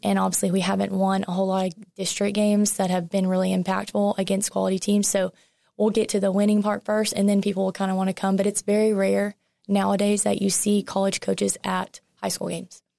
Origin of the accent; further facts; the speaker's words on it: Lufkin, Texas, United States; moved away as an adult; also born or lived in Nacogdoches, Texas; now in Texarkana, United States; growing up in Lufkin